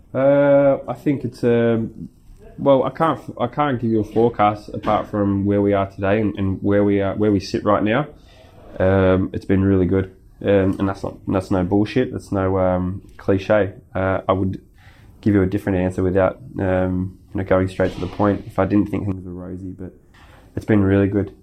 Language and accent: English; Sydney, New South Wales, Australia; now in Melbourne, Australia; my hometown where I grew up